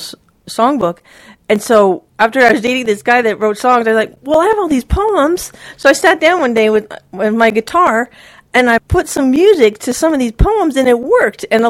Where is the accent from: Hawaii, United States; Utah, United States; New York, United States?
Hawaii, United States; Maui; now in Joshua Tree, United States; I grew up on Maui